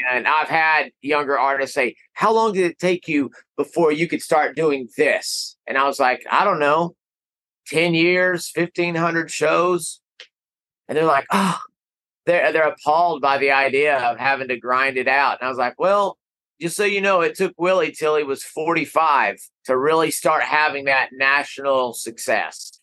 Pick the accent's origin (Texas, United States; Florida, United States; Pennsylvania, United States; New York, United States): Texas, United States; Amarillo; I am from Amarillo